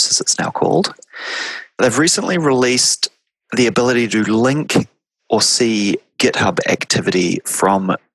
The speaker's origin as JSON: {"language": "English", "region": "Wellington", "country": "New Zealand", "moved": "yes", "said": "Originally, I say, oh, I'm from New Zealand. And they say, where in New Zealand? And I say, Wellington."}